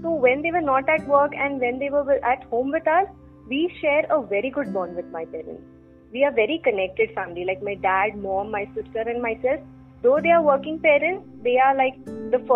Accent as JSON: {"language": "English", "town": "Mumbai", "region": "Maharashtra", "country": "India", "tie": "born or raised there", "said": "So I'm based from Bombay. Born, brought up, married, schooling, everything done in Bombay."}